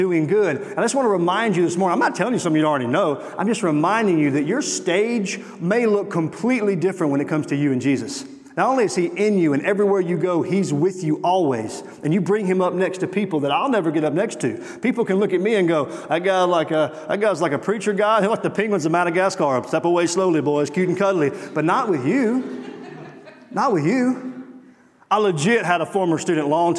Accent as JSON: {"language": "English", "region": "Mississippi", "country": "United States", "said": "I'm from Mississippi."}